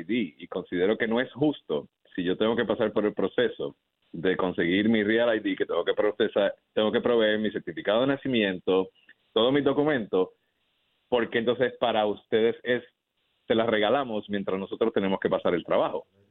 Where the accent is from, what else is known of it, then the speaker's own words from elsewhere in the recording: Puerto Rico; Yo soy ciudadano, yo nací en Puerto Rico